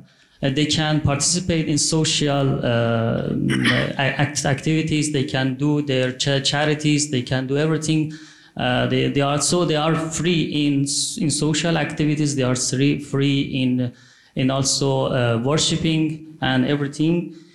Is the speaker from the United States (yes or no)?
no; Iran; I'm from Iran